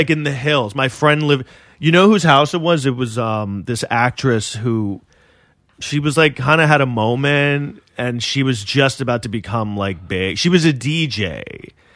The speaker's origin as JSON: {"language": "English", "town": "New York City", "region": "New York", "country": "United States", "tie": "born or raised there", "said": "I grew up in New York City"}